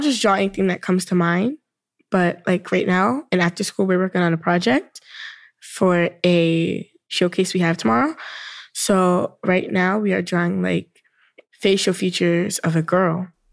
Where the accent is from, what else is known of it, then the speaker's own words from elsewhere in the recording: New York City, New York, United States; I am also from Brooklyn